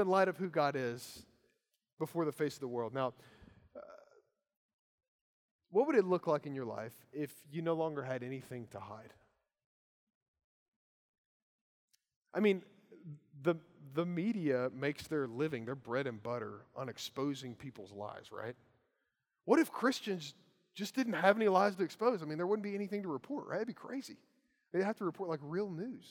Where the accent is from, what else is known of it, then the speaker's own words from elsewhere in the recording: Kentucky, United States; I'm from Kentucky